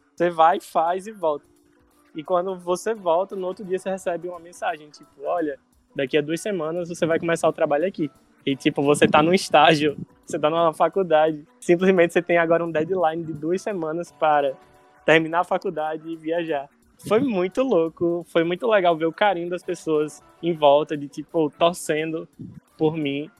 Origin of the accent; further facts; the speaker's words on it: Natal, Rio Grande do Norte, Brazil; accent: Nordestino; moved away as an adult; also born or lived in Curitiba; now in Recife, Brazil; eu sou do Natal, e em 2017 eu fui chamado para trabalhar em Curitiba